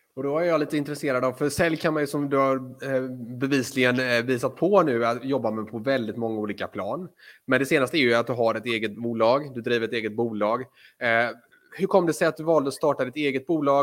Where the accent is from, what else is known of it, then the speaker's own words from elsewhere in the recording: Floda, Västra Götaland, Sweden; Floda, vilket även är min hemort